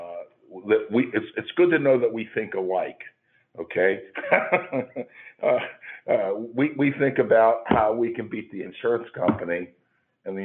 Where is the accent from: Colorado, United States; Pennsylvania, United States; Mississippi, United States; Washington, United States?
Pennsylvania, United States; Pittsburgh; I'm from Pittsburgh